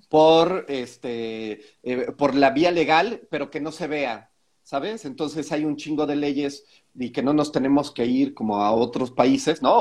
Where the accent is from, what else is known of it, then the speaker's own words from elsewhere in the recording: Mexico; aquí en México